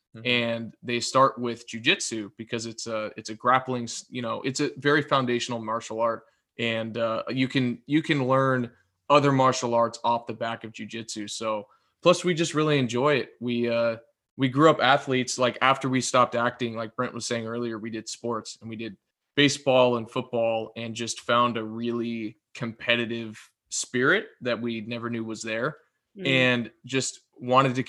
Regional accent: Los Angeles, California, United States; we're from Southern California

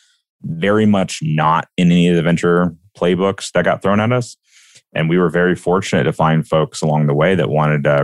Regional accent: Alabama, United States; I'm a kid from Alabama.

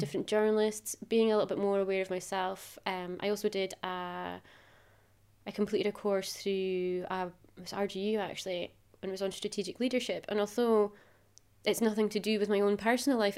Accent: Macduff, Scotland, United Kingdom; moved away; I'm originally from Macduff, which is quite a traditional small town.

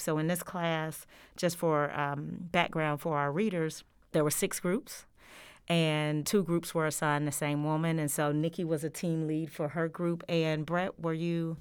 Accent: Georgia, United States; moved away as an adult; now in Oklahoma, United States; I have been in Oklahoma since 2018, and I am originally from the state of Georgia.

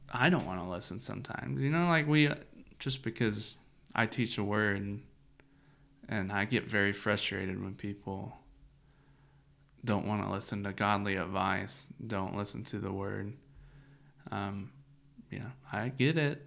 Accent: Central Kentucky, United States; growing up in Central Kentucky

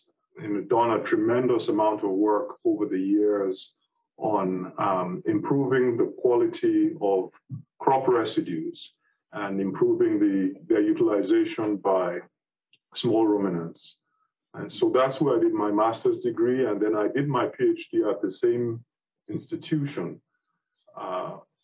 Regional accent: Nigeria; moved away as an adult; also born or lived in United Kingdom; I'm a Nigerian originally

